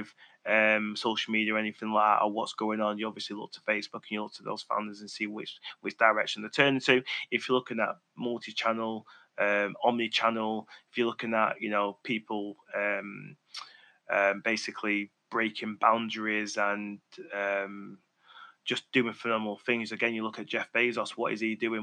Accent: Manchester, North West England, United Kingdom; accent: Mancunian; my Mancunian tone

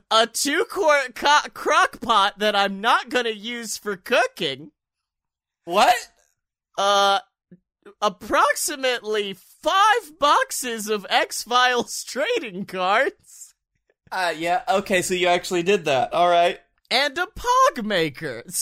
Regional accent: Utica, New York, United States; Well, I'm from Utica and I've never heard

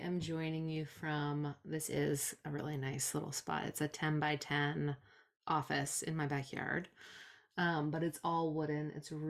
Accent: Provincetown, Massachusetts, United States; I grew up here in Provincetown, which is the next town over, and I've left a bunch of times and always come back because I just like the way things are here.

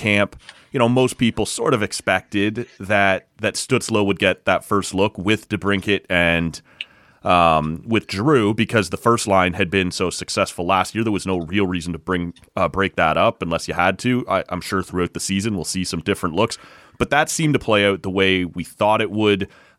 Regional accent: Canada; this is something we do as Canadian hockey fans

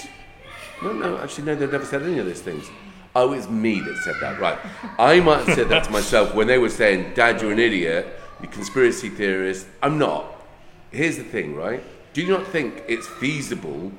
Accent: Ireland; I'm Irish

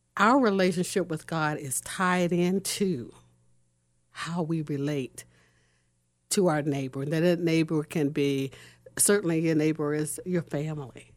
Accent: Norfolk, Virginia, United States; moved away as an adult; now in Columbus, United States; I came to Columbus, Ohio in two thousand five. I'm originally from Norfolk, Virginia.

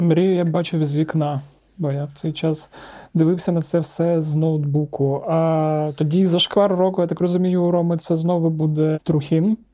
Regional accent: Zaporizhzhia, Zaporizhzhia Oblast, Ukraine; now in Kyiv, Ukraine; Я ж з Запоріжжя

